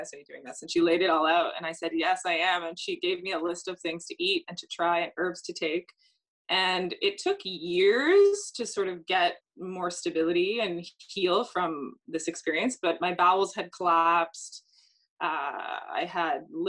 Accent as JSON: {"language": "English", "town": "Toronto", "region": "Ontario", "country": "Canada", "said": "I'm from Toronto"}